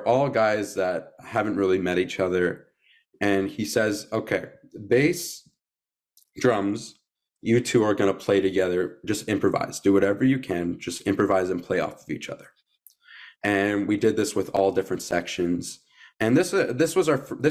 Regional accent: Canada; We're both Canadian.

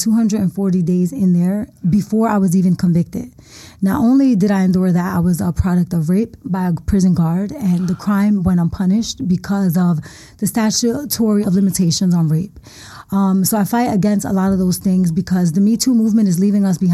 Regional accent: Philadelphia, Pennsylvania, United States; I'm from the Badlands, North Philadelphia

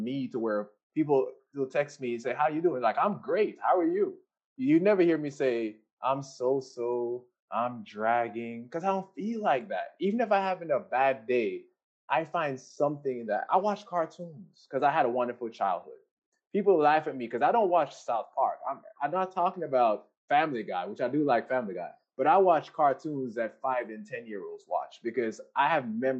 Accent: Jamaica; everybody knows I'm Jamaican

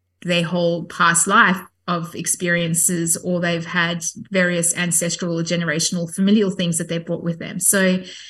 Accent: South Africa; I grew up Catholic in South Africa.

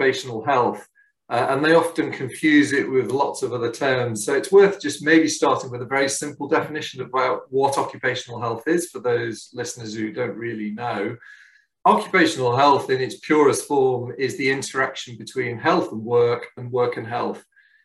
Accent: Liverpool, North West England, United Kingdom; also born or lived in Hong Kong; We returned back to the UK, and I grew up in Liverpool

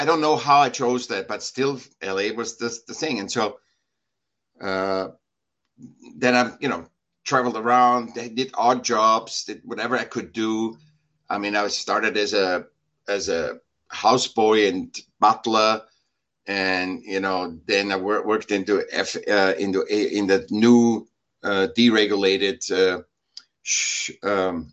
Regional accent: Vienna, Austria; now in California, United States; I was born in Vienna, Austria

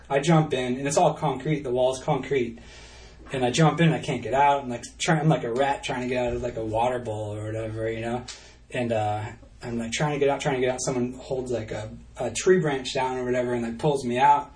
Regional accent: New Hampshire, United States; I was just like from New Hampshire

